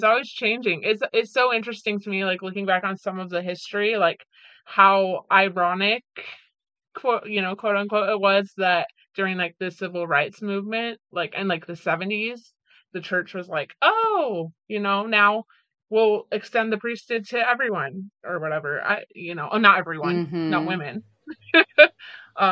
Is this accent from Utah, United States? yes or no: yes; Utah, United States; moved away; growing up in Utah